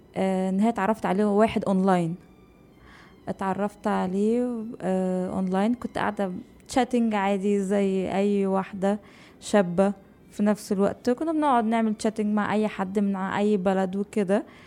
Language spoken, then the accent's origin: Arabic; Egypt; moved away as an adult; now in Dubai, United Arab Emirates; عندنا في مصر